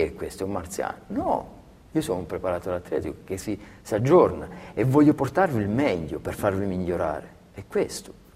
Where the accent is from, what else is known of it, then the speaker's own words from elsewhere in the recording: Belvedere Marittimo, Calabria, Italy; moved away as an adult; now in Siena, Italy; a Belvedere Marittimo, nel mio paese